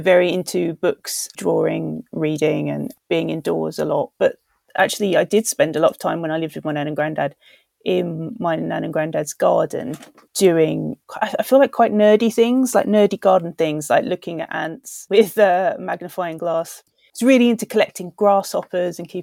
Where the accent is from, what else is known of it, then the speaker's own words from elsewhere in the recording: London, United Kingdom; I grew up in Southeast London in the kind of very outer reaches of Southeast London. So kind of around Erith and Welling